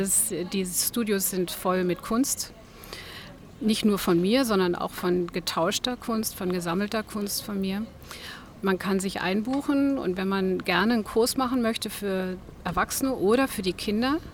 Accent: Berlin, Germany; moved away as an adult; also born or lived in Switzerland / Namibia / Cape Town / Mpumalanga; now in Omaruru, Namibia; Geboren bin ich in Berlin

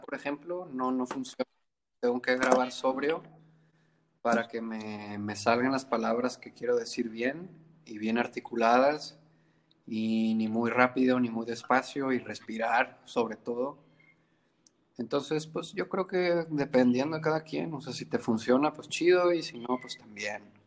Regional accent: Monterrey, Nuevo León, Mexico; moved away as an adult; now in Colima, Mexico; nací en Monterrey y luego en la secundaria me vine para

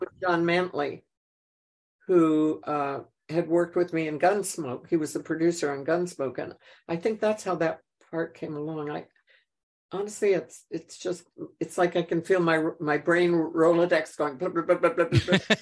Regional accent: Connecticut, United States; moved away as an adult; also born or lived in New York; I grew up in Connecticut

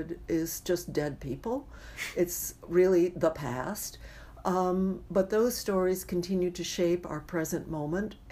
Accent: California, United States; being a Californian

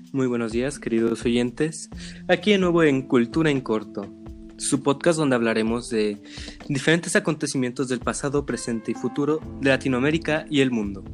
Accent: Mexico

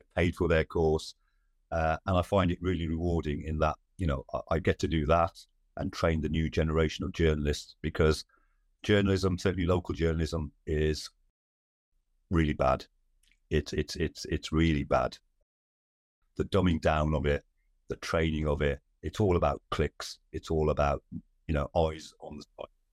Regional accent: Wolverhampton, West Midlands, United Kingdom; Born and brought up in Wolverhampton, in the West Midlands

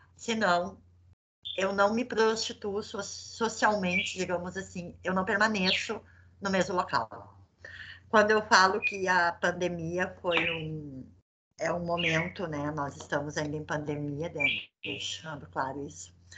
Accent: South Region, Brazil; A gente é do Sul

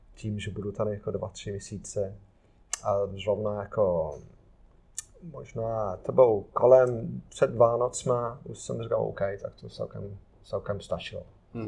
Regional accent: Ruddington, East Midlands, United Kingdom; Czech is a second language; moved away; also born or lived in Wolverhampton; Já jsem jako z Nottinghamu, a jsem respektive jsem z, z vesnici, který se jmenuje Ruddington

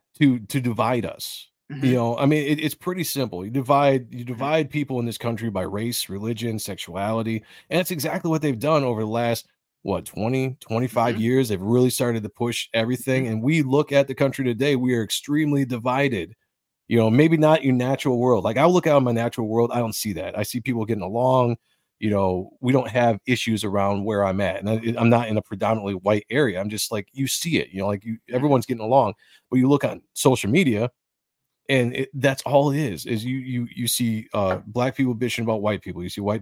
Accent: United States; We fell for it as a people. As the American people, we absolutely fell for it.

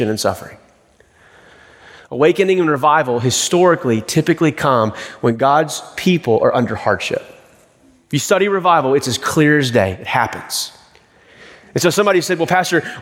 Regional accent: East Texas, United States; growing up in East Texas

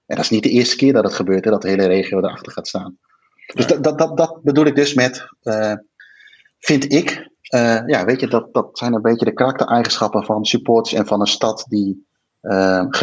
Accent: Arnhem, Gelderland, Netherlands; als Arnhemmer of als, als, als, eh, als Vitesse vind ik dat, eh, vind ik dat helemaal prima.

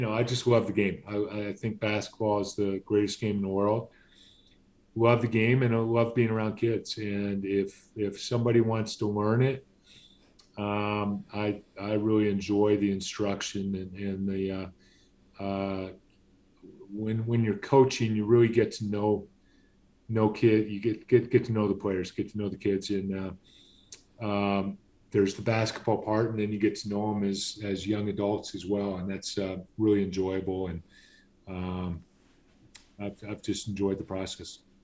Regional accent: Southern California, United States; growing up in Southern California

